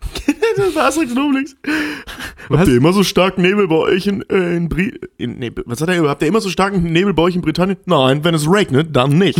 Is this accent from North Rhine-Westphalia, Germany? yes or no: yes; Kevelaer, North Rhine-Westphalia, Germany; in meiner Heimatstadt